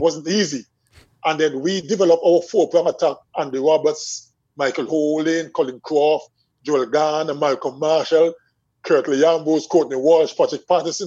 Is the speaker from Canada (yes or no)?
no; Swetes, Antigua & Barbuda; I remember growing up in Swedes